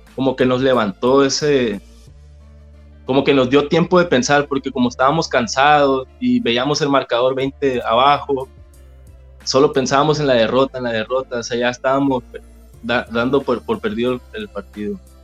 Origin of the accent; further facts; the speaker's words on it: San José del Cabo, Baja California Sur, Mexico; also born or lived in La Paz; nací en La Paz. Nací en La Paz y a los seis años me vine a vivir a San José.